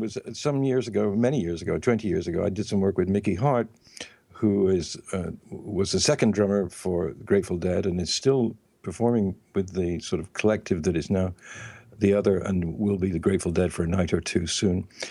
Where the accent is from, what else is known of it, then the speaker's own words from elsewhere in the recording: England, United Kingdom; I'm from England